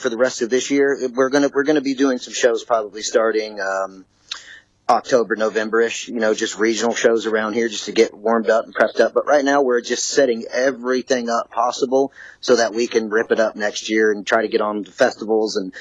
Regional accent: Memphis, Tennessee, United States; moved away as an adult; now in Houston, United States; I was from Memphis, Tennessee originally. I've lived in Houston since 2010

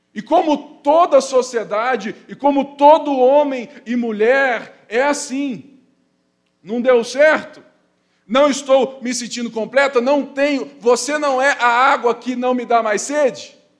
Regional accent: Brazil; nós somos brasileiros, mestiços

